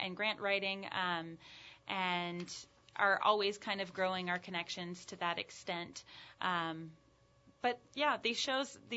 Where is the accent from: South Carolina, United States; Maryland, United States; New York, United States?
South Carolina, United States; Charleston; also born or lived in Boston, Massachusetts; now in New Orleans, United States; I'm originally from Charleston, South Carolina.